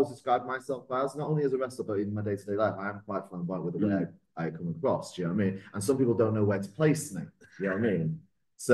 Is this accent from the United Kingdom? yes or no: yes; Salford, North West England, United Kingdom; moved away; also born or lived in Essex; I grew up in Salford, just outside Manchester